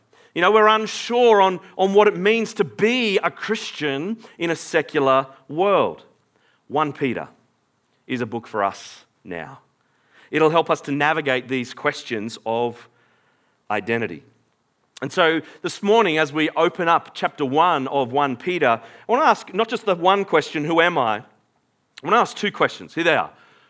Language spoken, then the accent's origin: English; Australia; I am born in Australia, therefore I am Australian.